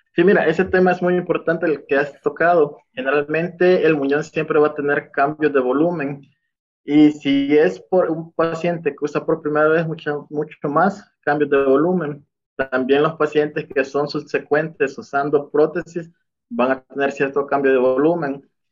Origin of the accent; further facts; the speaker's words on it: El Salvador; moved away as an adult; now in Mexico; Soy del Salvador. Actualmente estoy viviendo aquí en México. pues yo, mi formación fue en El Salvador